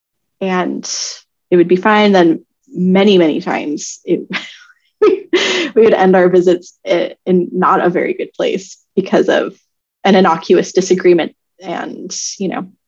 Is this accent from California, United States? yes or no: yes; California, United States; moved away; we're from California